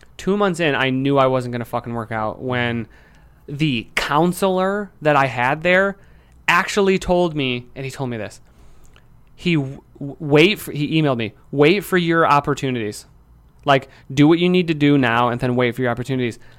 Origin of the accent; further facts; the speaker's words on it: Lansing, Michigan, United States; I'm from Michigan. I'm from Lansing